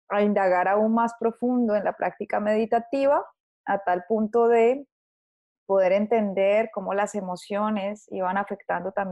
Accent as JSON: {"language": "Spanish", "country": "Colombia", "tie": "born or raised there", "said": "eh, nací en Colombia"}